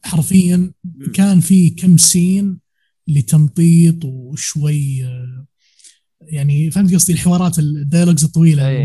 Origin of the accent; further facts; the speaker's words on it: Riyadh, Riyadh Province, Saudi Arabia; عندنا في الرياض